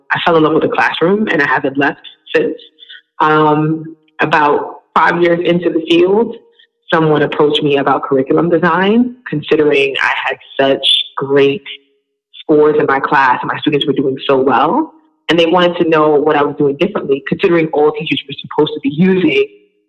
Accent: New York City, New York, United States; also born or lived in Long Island, New York; I'm from Brooklyn, New York

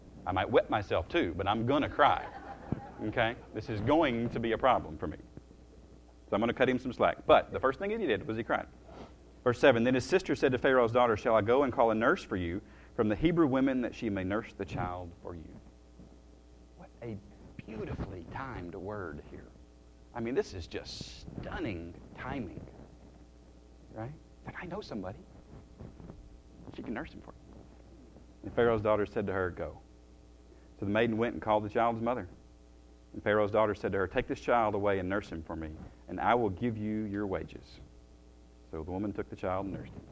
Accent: the South, United States; I slur it sometimes because I'm from the South

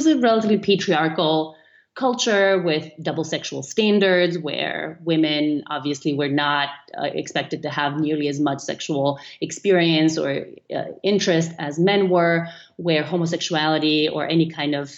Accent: North Macedonia; moved away; I was growing up in Macedonia, which is a small country in the Eastern European kind of part of the world

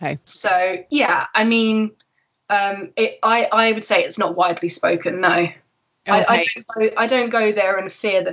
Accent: England, United Kingdom; So the United Kingdom, Northern Ireland, Scotland, Wales, England. That is where I'm from. I would very rarely say that I'm from England

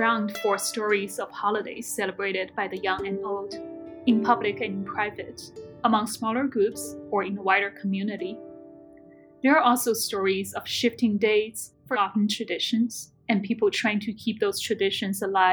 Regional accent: Chengdu, Sichuan, China; moved away as an adult; now in United States; I grew up in Chengdu, an ever-growing metropolis in southwestern China.

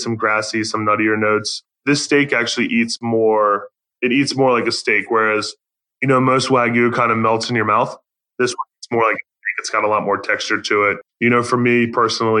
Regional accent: Baltimore, Maryland, United States; moved away; I'm from Baltimore

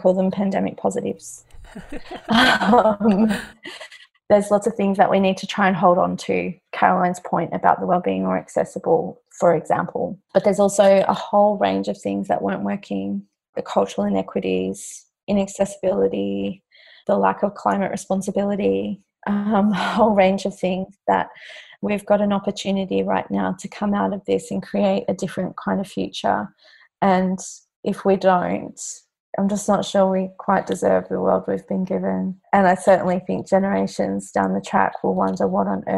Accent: Queensland, Australia; now in Victoria, Australia; I'm from Queensland originally

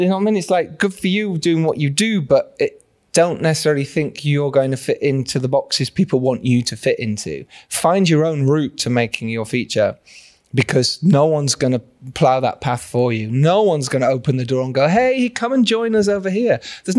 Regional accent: Yorkshire and the Humber, United Kingdom; I'm from Yorkshire.

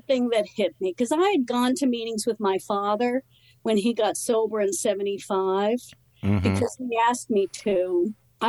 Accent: New Jersey, United States; moved away as an adult; also born or lived in New York City; And but then we moved to New Jersey, you know, grew up in this small town in New Jersey

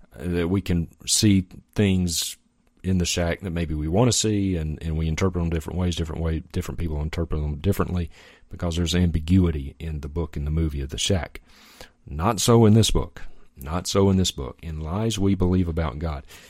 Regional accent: Mississippi, United States; Mississippi, my home state

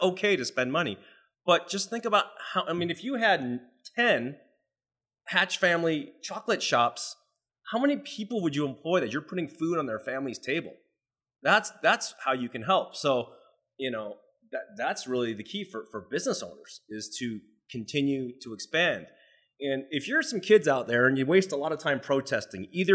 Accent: United States; I'm Chinese, right? So you know what? I'm American, but I'm Chinese descent

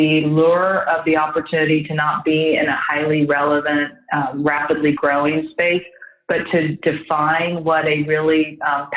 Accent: Midwest, United States; moved away; also born or lived in London; I grew up in the Midwest of the state

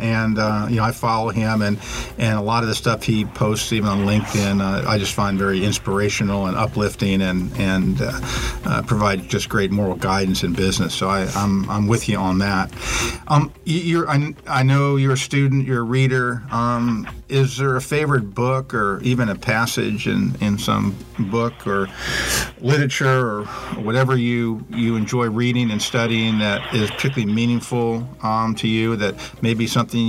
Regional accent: California, United States; I'm from California originally

